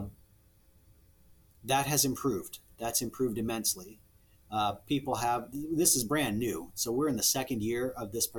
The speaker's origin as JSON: {"language": "English", "region": "Nebraska", "country": "United States", "said": "I'm from Nebraska. I love it in Nebraska."}